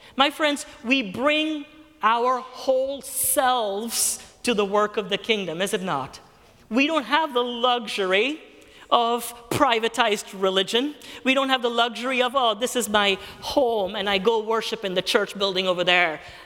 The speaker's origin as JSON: {"language": "English", "country": "Kuwait", "tie": "born or raised there", "moved": "yes", "said": "I was born and raised in Kuwait"}